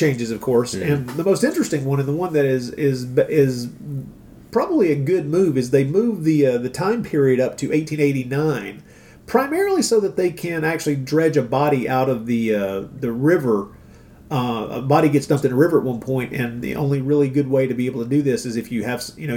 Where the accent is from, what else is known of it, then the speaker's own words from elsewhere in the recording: United States; I'm an American